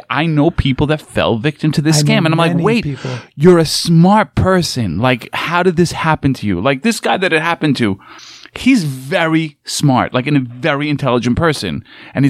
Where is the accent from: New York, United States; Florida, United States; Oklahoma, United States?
New York, United States; I'm just from New York